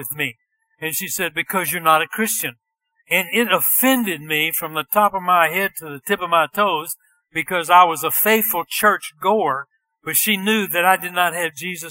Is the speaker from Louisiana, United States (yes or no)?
yes; Bunkie, Louisiana, United States; moved away as an adult; also born or lived in Tennessee; I was born in Bunky, Louisiana